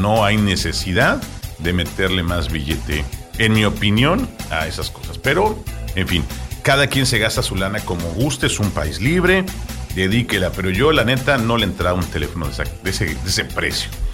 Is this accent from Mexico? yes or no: yes; Mexico